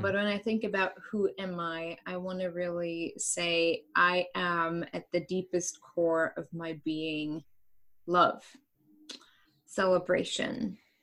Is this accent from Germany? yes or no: yes; East Germany, Germany; English is a second language; moved away as an adult; now in United States; i grew up in east germany